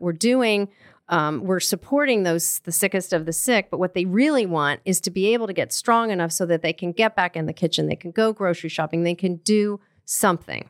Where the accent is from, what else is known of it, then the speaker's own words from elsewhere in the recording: Colorado, United States; I grew up in Colorado